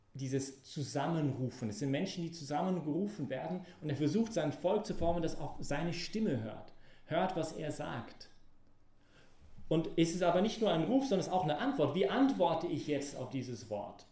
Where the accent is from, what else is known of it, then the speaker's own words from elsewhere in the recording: Canada; German is a second language; moved away; als Kanadier